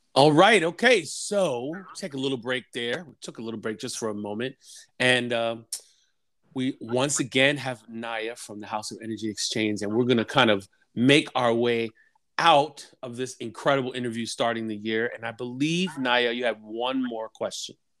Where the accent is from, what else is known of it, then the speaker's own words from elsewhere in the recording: New York City, New York, United States; I am from New York City